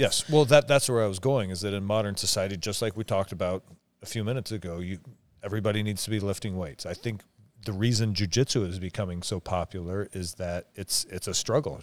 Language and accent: English; Omak, Washington, United States; where I grew up in Omac, where everybody didn't have a lot of money